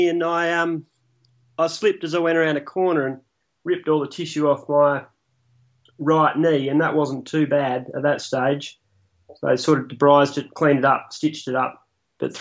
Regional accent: Busselton, Western Australia, Australia; Busso, which is my hometown

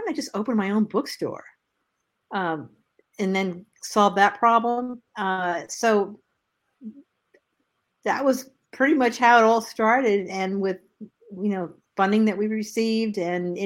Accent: Northeast, United States; moved away; I'm from the Northeast

